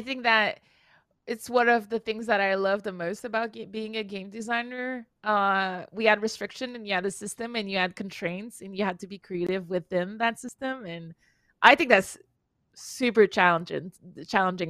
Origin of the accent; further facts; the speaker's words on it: Canada; English is a second language; I'm Canadian